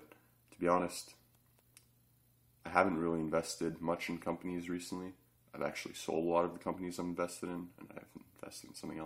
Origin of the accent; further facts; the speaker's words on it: Canada; I'm Canadian